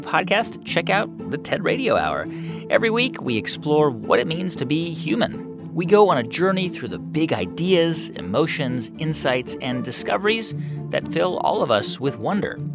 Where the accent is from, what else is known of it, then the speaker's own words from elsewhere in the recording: San Antonio, Texas, United States; moved away; I'm from San Antonio, and that city is two thirds Latino